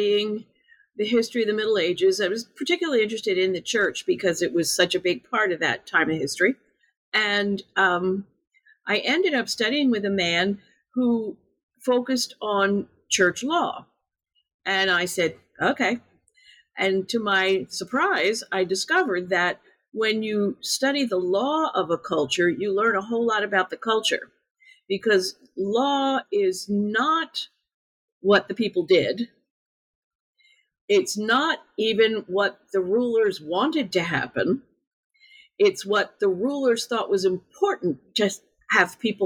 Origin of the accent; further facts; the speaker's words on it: United States; being an American